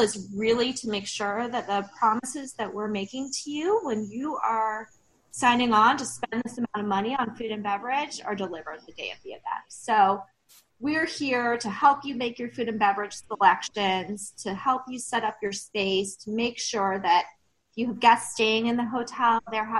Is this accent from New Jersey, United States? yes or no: no; Hilton Head Island, South Carolina, United States; also born or lived in Atlanta, Georgia; now in Savannah, United States; I am actually from Hilton Head